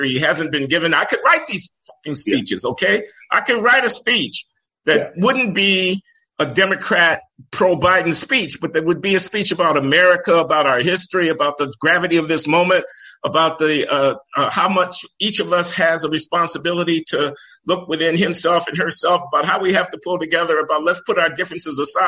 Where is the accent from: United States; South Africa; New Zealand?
United States; Chicago, Illinois; I grew up in Chicago, south side of Chicago, 75th and the Dan Ryan Expressway